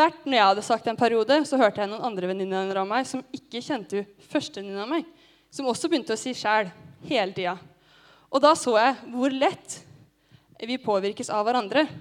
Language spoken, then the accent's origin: Norwegian; Gjøvik, Innlandet, Norway; moved away; Hjemme på Gjøvik